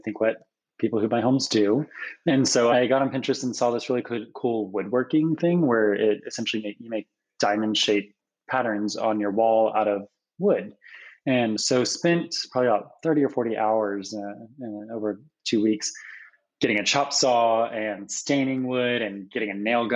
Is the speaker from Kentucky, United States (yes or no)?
yes; Kentucky, United States; moved away as an adult; now in Seattle, United States; I am from Kentucky originally, but been in Seattle for about 8 years